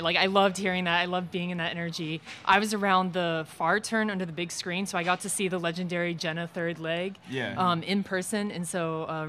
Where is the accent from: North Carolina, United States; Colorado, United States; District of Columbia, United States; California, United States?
District of Columbia, United States; Washington; I'm from DC.